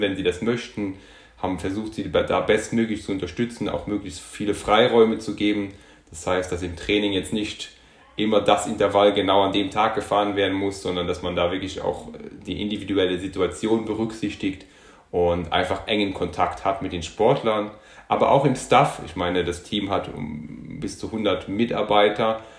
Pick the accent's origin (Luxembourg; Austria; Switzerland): Luxembourg; moved away as an adult; also born or lived in Munich, Germany; now in Germany; ich bin gebürtiger Luxemburger, also habe bis zum 19. Lebensjahr in Luxemburg gewohnt, bin dann nach Deutschland, nach München zum Studieren gegangen